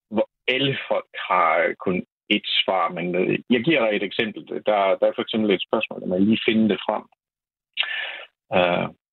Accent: Poland; Danish is a second language; og jeg er vestgægte polak, der har hele mit liv øh, boet i Polen, men jeg er uddannet kendt i dansk fra øh, et polsk universitet, og det er grunden til, at jeg taler dansk.

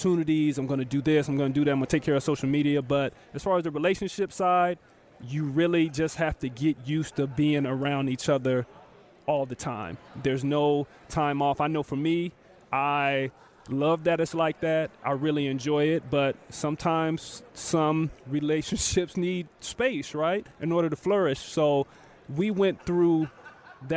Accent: Tacoma, Washington, United States; I grew up in Tacoma, Washington, and then I get drafted to Seattle

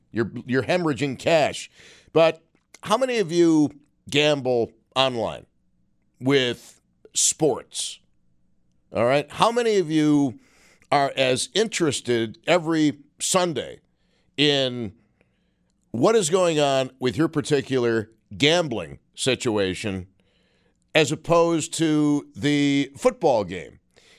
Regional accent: Buffalo, New York, United States; Well, I'm from Buffalo, New York.

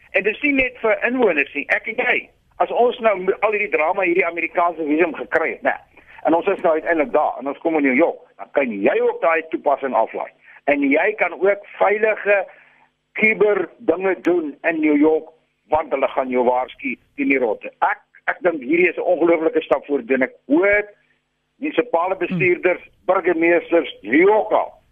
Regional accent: South Africa; ons as Suid-Afrikaners is gelukkig

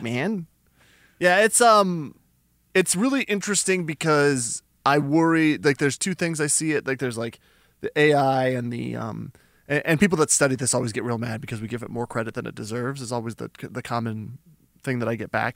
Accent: New Mexico, United States; I'm from New Mexico

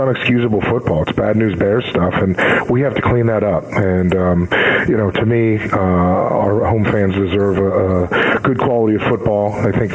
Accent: Pennsylvania, United States; born or raised there; now in Arizona, United States

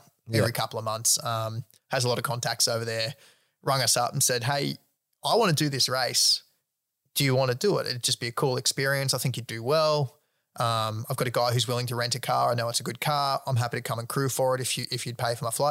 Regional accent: Australia; just open your mouth as an Australian

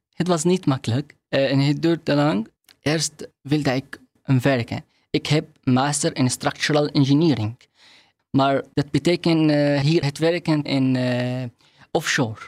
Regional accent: Syria; Dutch is a second language; moved away as an adult; also born or lived in Hungary / Rotterdam, Netherlands; now in Netherlands; Ik kom uit Syrië

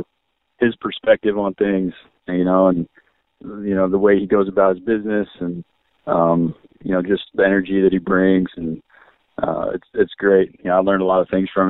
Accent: Oregon, United States; moved away as an adult; also born or lived in California / New Mexico / Joliet, Illinois; I grew up in Oregon

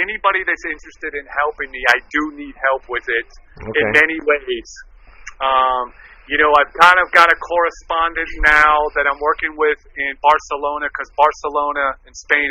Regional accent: Miami, Florida, United States; I grew up in Miami, so I've always been very influenced by the Latinos, especially the Cubans, and then the South Americans in the '90s.

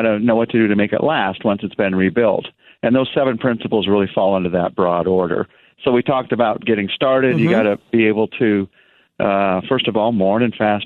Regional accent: United States; I'm American and I'm a man

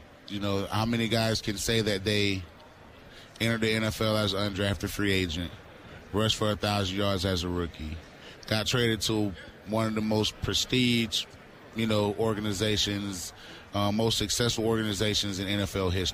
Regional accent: Florida, United States; I grew up in Florida

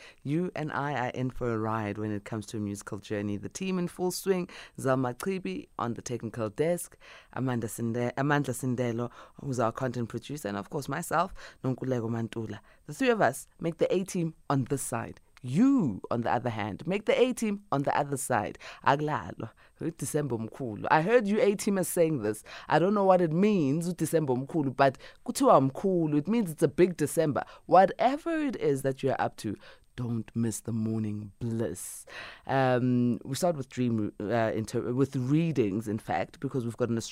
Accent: Boksburg, Gauteng, South Africa; I was born in Boksburg, in the East Rand.

